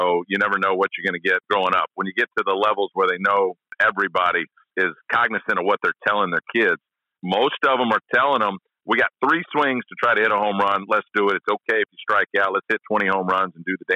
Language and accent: English; Shreveport, Louisiana, United States; also born or lived in Bakersfield, California / Texas; I grew up in Shreveport, Louisiana, basically from fifth grade on.